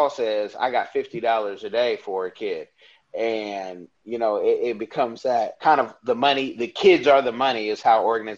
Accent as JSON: {"language": "English", "town": "Oakland", "region": "California", "country": "United States", "moved": "as an adult", "said": "I'm from Oakland"}